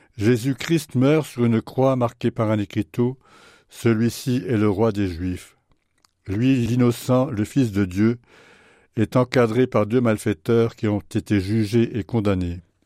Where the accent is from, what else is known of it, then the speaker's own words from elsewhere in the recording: France; Chez nous, en France